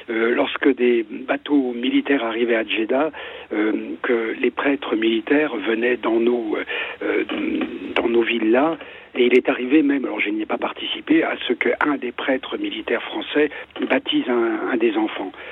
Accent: France; also born or lived in Ardennes / Saudi Arabia; j'aime mon pays, j'aime la France, je suis français, euh, par comparaison.

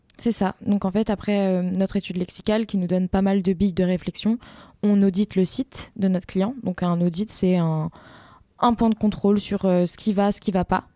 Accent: Rambouillet, Île-de-France, France; born or raised there; also born or lived in Montpellier

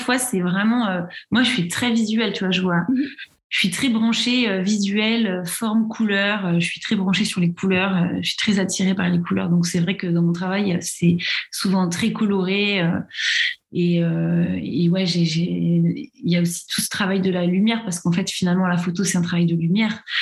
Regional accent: Paris region, Île-de-France, France; moved away as an adult; now in Lille, France; j'ai grandi en région parisienne, mais aujourd'hui, je vis à Lille depuis depuis six ans

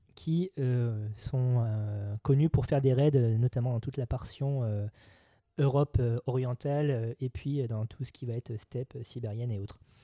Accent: France; chez nous en France

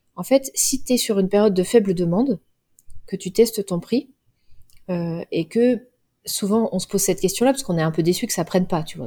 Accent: Cholet, Pays de la Loire, France; Moi, j'ai grandi à Cholet

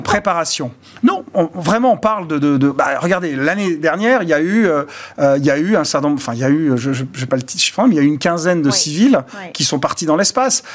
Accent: Bordeaux, Nouvelle-Aquitaine, France; Je viens de Bordeaux et on est parti des cépages de nos, vignes bordelaises

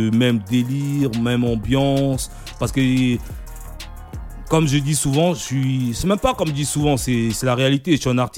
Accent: DR Congo; depuis moi je suis congolais, tu vois. Ouais quand tu es congolais, tu, tu, baignes dans la musique depuis que tu né.

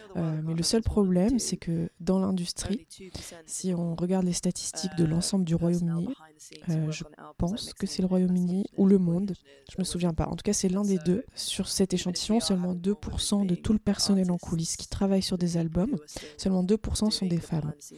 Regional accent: France; je suis française

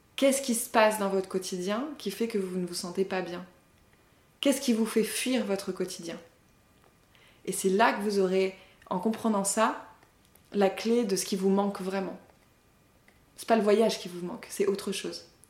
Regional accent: Paris suburbs, Île-de-France, France; je me resitue en tant que Française, de la banlieue parisienne, certes, mais Française quand même

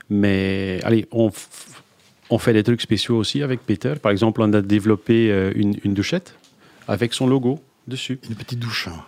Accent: Belgium; Je suis belge

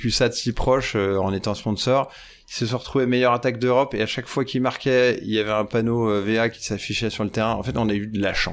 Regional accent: Bourgogne-Franche-Comté, France; j'avais gagné euh, chez nous dans la Nièvre dans une fête foraine

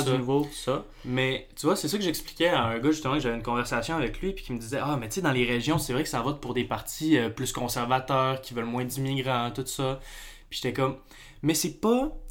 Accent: Saguenay, Quebec, Canada; moved away as an adult; now in Montreal, Canada; moi, on arrive du Saguenay. On est... Moi, je suis originaire de Montréal. Je suis né à Montréal. Mais j'ai tout vécu mon enfance au Saguenay.

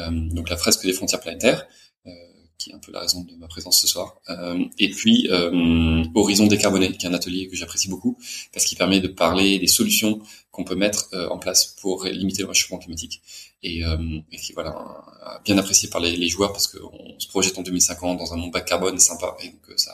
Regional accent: Brest, Brittany, France; born there; also born or lived in Brussels / Paris; je suis né en France, à Brest, mais j'ai vécu que quelques mois là-bas. J'ai pas mal déménagé, plutôt dans des villes françaises, et, j'ai vécu en, à Bruxelles. J'ai fait des études d'ingénieur à Paris.

